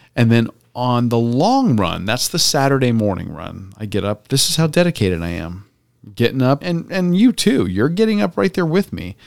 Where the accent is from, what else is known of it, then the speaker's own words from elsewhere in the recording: Tampa, Florida, United States; my childhood growing up in Tampa.